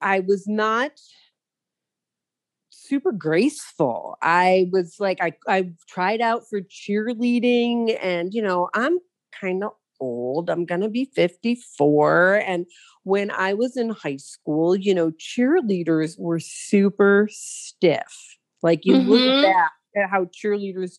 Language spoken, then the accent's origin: English; Detroit, Michigan, United States; growing up in Detroit in the 80s